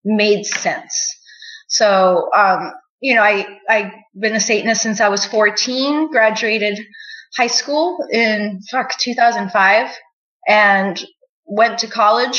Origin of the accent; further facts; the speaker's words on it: Nogales, Sonora, Mexico; I was born in Nogales, Sonora, Mexico